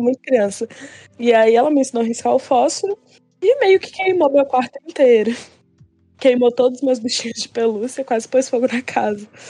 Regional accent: Minas Gerais, Brazil; E eu sou de Minas

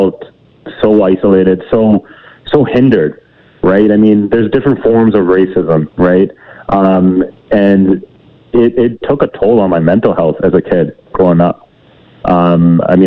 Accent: Edmonton, Alberta, Canada; I grew up in Edmonton, Alberta, playing hockey, AAA

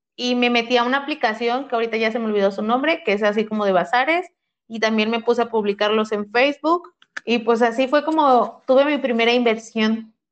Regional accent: Ciudad Ayala, Morelos, Mexico; yo soy de Ciudad Ayala y estudiaba

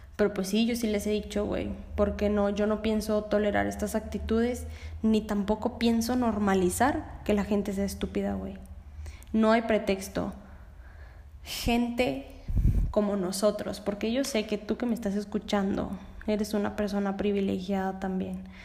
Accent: Mexico; porque yo soy mexicana

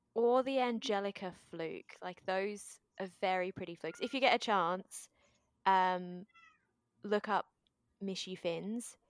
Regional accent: Australia; also born or lived in Japan; I was born here in Australia

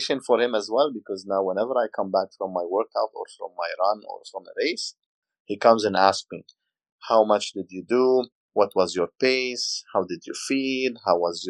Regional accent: Lebanon; now in Dubai, United Arab Emirates; I'm Lebanese. I'm from Lebanon.

